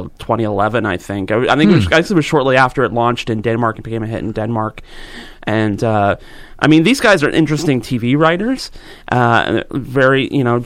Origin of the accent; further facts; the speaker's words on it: Georgetown, Ontario, Canada; where I grew up in Georgetown